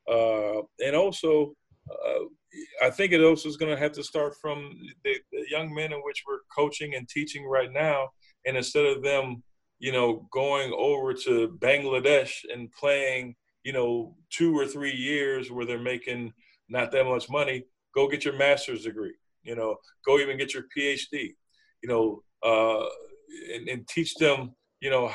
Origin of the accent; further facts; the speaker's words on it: Buffalo, New York, United States; growing up in Buffalo